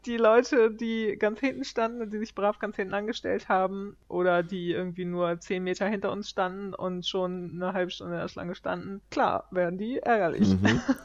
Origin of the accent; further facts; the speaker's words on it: Germany; now in Sweden; als Deutscher